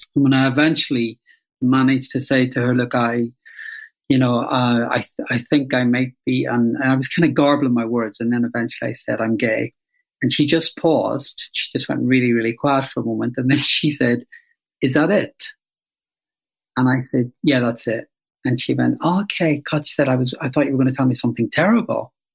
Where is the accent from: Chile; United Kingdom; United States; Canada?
United Kingdom; Belfast, Northern Ireland; I grew up in Northern Ireland during the Troubles in Belfast